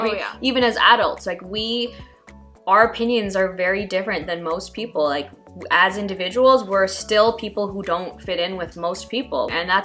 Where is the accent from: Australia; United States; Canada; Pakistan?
Pakistan; as a Pakistani woman growing up with all the values and things that you're kind of indoctrinated